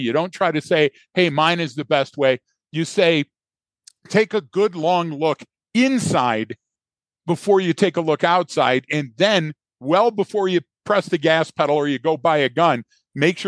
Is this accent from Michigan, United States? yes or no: yes; Detroit, Michigan, United States; I'm born and raised in Detroit